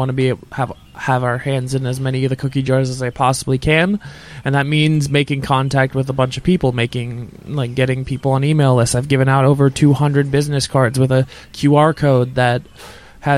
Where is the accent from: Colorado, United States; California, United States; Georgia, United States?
Georgia, United States; Atlanta; I'm from Atlanta